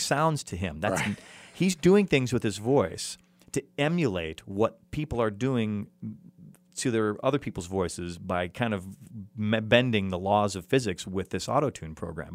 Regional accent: Chicago, Illinois, United States; now in Los Angeles, United States; Chicago, which is my hometown

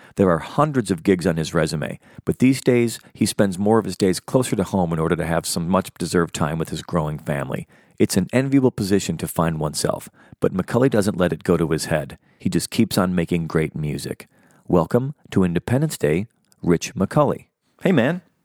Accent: Chicago, Illinois, United States; now in Los Angeles, United States; growing up in Chicago where there was nothing even akin

